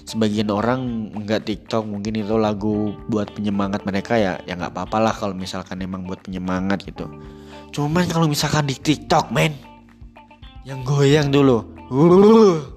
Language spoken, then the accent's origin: Indonesian; Java, Indonesia; Ya karena aku sebagai orang Jawa tuh kayak uh, apa mempertahankan uh, Jawaku gitu istilahnya.